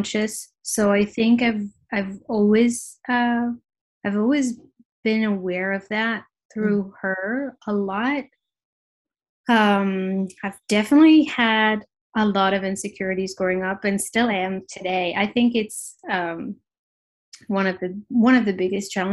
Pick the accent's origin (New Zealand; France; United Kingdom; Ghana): France; Paris, Île-de-France; moved away as an adult; also born or lived in New York; I am born and raised in Paris, but I have lived in New York for 7 years and just recently moved back to Paris, my hometown.